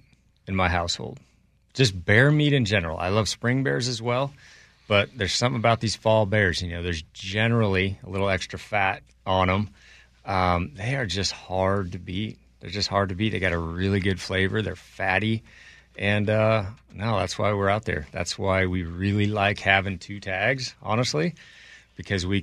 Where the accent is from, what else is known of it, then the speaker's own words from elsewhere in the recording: Montana, United States; I'm from Montana